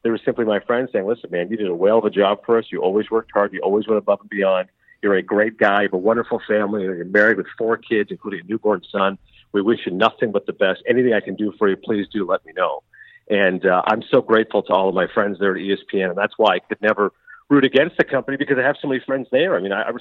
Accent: Canada; moved away; I was born and raised in Canada

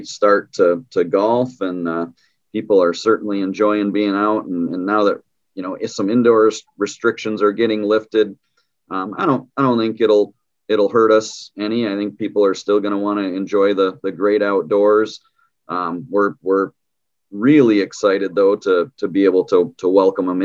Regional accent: Muskegon, Michigan, United States; I'm actually a West Michigan guy. I'm from Muskegon

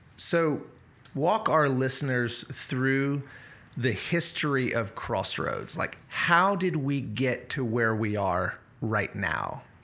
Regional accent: South Louisiana, United States

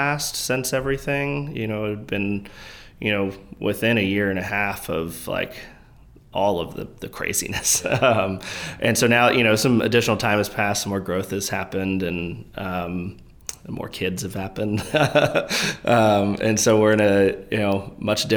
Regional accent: Bel Air, Maryland, United States; Grew up north of Baltimore in Harford County, Bel Air, Maryland. Born and raised there my whole life

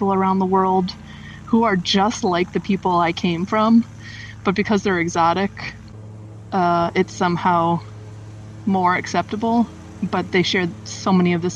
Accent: United States; moved away; I'm coming around to appreciating my home more and more, the place I'm from.

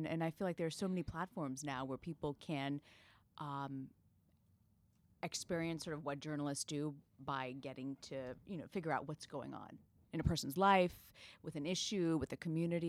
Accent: Tampa, Florida, United States; So I grew up in Tampa, Florida. And as you mentioned, my family, we're Malayali. My mom has 7 brothers and sisters who live within like a 5-mile radius in Tampa.

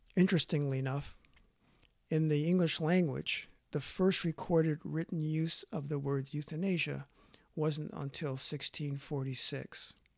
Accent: Los Angeles, California, United States; now in Canada; Although I was born in Los Angeles, I have called Canada home for more than half a century.

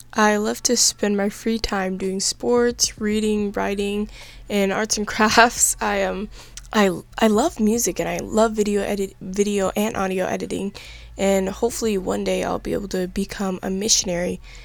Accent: Los Angeles, California, United States; I was born and raised in Los Angeles, California

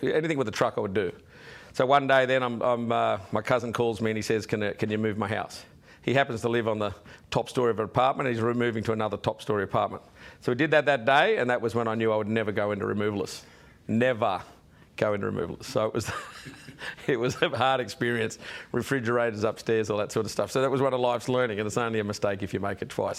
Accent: Sydney, New South Wales, Australia; also born or lived in Wollongong; I was born in Wollongong on the way, and then as a toddler, I ended up in Sydney

